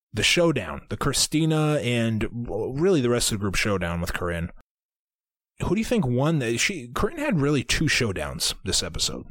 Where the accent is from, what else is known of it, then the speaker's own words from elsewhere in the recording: Iowa, United States; We are from Iowa, but we don't know anything about farms